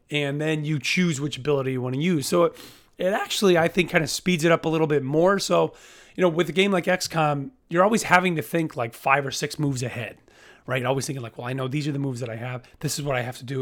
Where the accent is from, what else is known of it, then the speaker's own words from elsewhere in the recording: United States; as an American